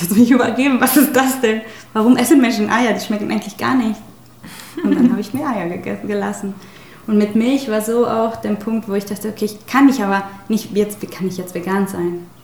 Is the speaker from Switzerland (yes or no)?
no; Mexico; German is a second language; moved away as an adult; now in Hamburg, Germany; ich komme aus Mexiko